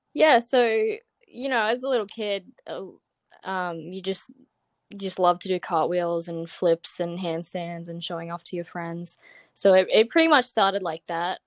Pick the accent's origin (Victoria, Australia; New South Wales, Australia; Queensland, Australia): Queensland, Australia; Brisbane; moved away as an adult; now in California, United States; I'm from Brisbane, um, in Queensland, Australia